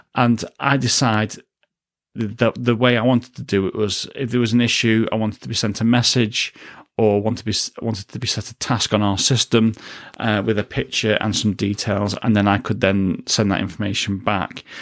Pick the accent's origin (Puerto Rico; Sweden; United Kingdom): United Kingdom; a British citizen